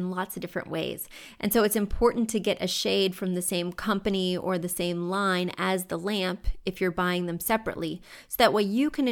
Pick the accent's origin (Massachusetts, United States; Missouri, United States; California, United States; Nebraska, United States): Missouri, United States; now in New York City, United States; When you go to Missouri, all the homes are low in the places I grew up